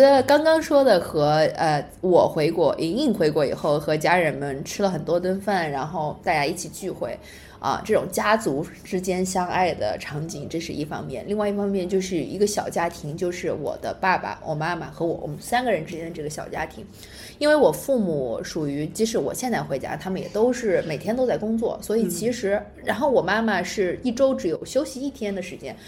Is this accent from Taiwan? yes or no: no; Anhui, China; moved away; 我们是安徽人，然后嗯哼。在那儿长大